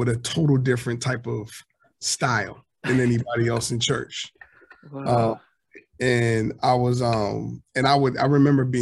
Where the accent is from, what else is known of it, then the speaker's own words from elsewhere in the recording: Atlantic City, New Jersey, United States; also born or lived in Galloway Township, New Jersey / Pleasantville, New Jersey; I was born in Atlantic City, New Jersey